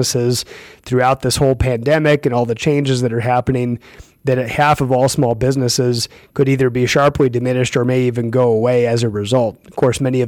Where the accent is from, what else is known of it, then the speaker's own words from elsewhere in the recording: Iowa, United States; moved away; I'm from Iowa originally, and I hear from people back in Iowa